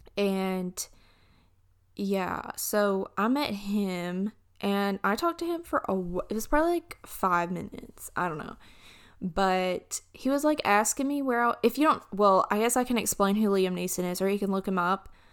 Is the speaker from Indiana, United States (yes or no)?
no; Alabama, United States; I'm from Alabama.